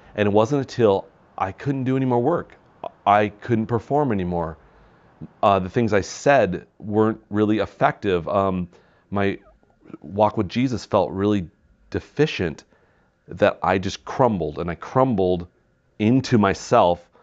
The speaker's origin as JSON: {"language": "English", "region": "Wisconsin", "country": "United States", "tie": "born or raised there", "said": "growing up in Wisconsin"}